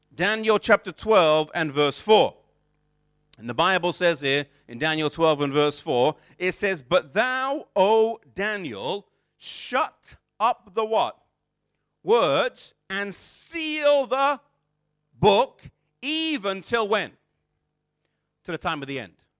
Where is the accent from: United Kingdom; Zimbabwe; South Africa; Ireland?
United Kingdom; England; growing up here in this country, even though I was born and raised here, neither of my parents were born or raised in England